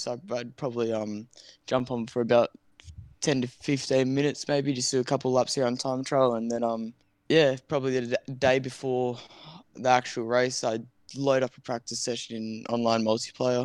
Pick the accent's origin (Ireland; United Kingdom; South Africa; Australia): Australia; I'm Australian